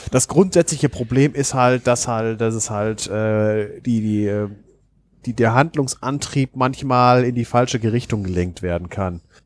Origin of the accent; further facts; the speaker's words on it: Germany; ich empfinde es als Deutscher